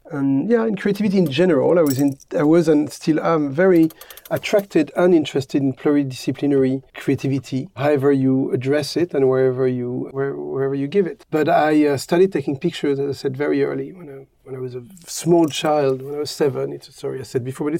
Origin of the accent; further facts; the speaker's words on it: Paris, Île-de-France, France; I grew up in Paris in a very free-spirited environment and family.